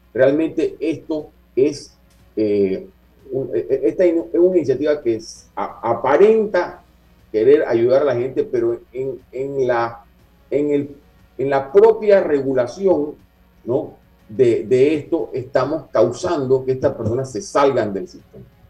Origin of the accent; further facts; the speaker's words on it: Panama; como panameños